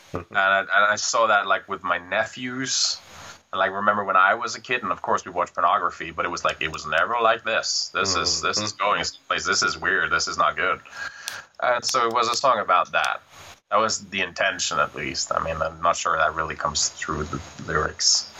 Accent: Norway; moved away as an adult; also born or lived in Kristiansand; now in Bergen, Norway; I was living in Fossen, my hometown, during that period.

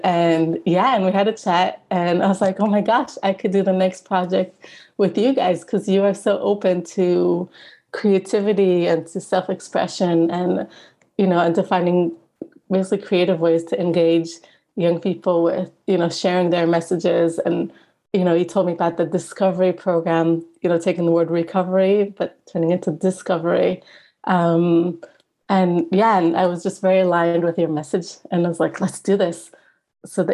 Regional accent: Israel; moved away as an adult; now in Edinburgh, United Kingdom; I'm originally from Israel and currently I'm doing my PhD at the University of Edinburgh in Scotland

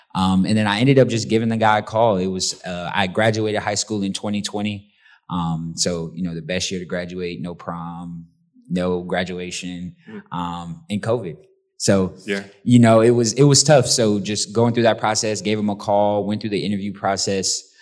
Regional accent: St. Petersburg, Florida, United States; growing up in St. Pete

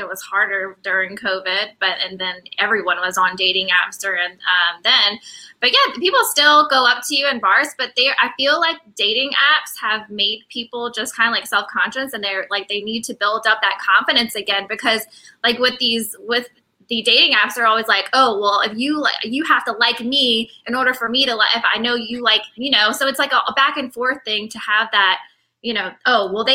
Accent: New Orleans, Louisiana, United States; We're both from New Orleans, and that's where we're at.

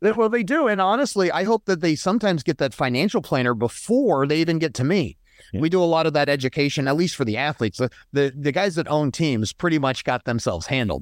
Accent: Colorado Springs, Colorado, United States; I grew up in Colorado, in Colorado Springs for the most part.

